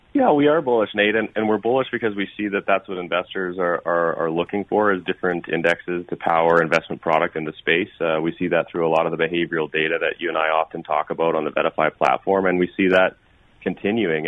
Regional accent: Canada; I'm Canadian

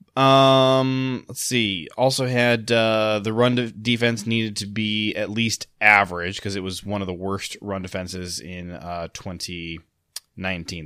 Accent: Ohio, United States; moved away; also born or lived in Michigan; I grew up in Ohio

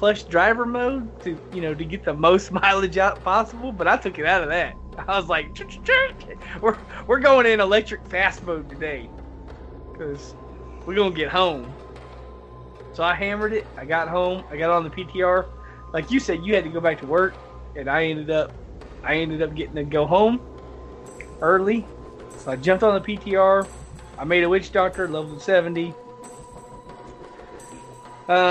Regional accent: the South, United States; I'm from the South

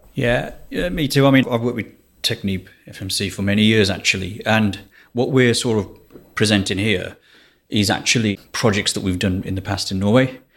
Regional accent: Walsall, West Midlands, United Kingdom; Yeah, so I'm from England. I'm place called Walsall, which is about seven miles north of Birmingham.

